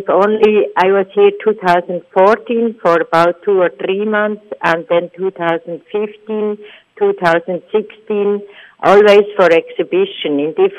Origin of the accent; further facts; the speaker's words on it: Switzerland; I am from Switzerland. It's a very small country among Europe